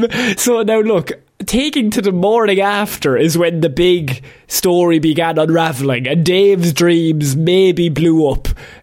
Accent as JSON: {"language": "English", "country": "Ireland"}